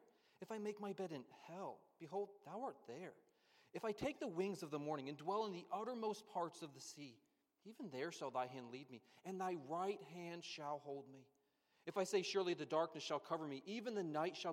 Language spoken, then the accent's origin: English; Pennsylvania, United States; I grew up in Pennsylvania